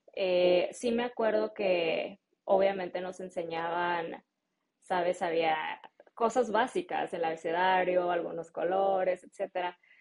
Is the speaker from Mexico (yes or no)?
yes; Jalisco, Mexico; first language Spanish; moved away as an adult; also born or lived in Salinas, California, United States; now in United States; a mí me tocó crecer en México. Entonces yo siempre he dicho que soy mexicana.